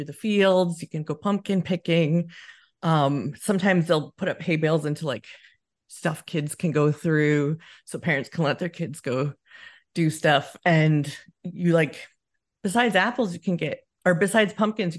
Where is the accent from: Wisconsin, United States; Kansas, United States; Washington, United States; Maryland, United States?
Wisconsin, United States; now in Scotland, United Kingdom; I grew up in Wisconsin